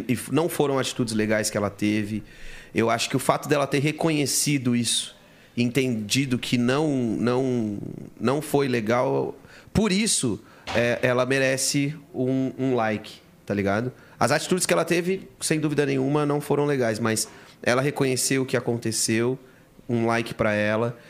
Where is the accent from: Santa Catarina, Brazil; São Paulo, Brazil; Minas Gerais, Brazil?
São Paulo, Brazil; eu nasci no Jaçanã